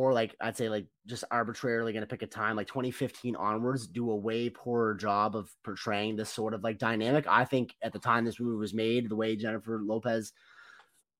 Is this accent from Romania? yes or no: no; Canada; as a Canadian